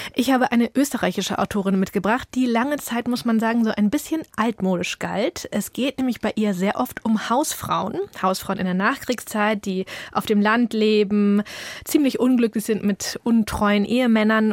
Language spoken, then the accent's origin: German; village near Schwarzenbek, Schleswig-Holstein, Germany; bei uns auf dem Dorf